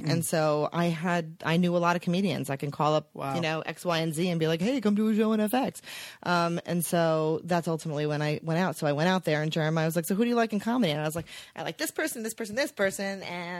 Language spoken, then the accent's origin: English; East Coast, United States; I went back to New York and was at VH1 thinking like, oh, I grew up in the East Coast.